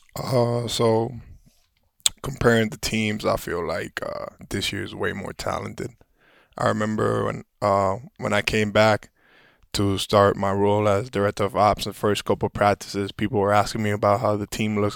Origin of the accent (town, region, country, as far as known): Puerto Rico; born or raised there; moved away